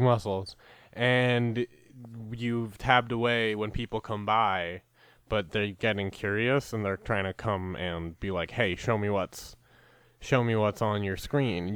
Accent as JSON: {"language": "English", "country": "Canada", "said": "I'm Canadian"}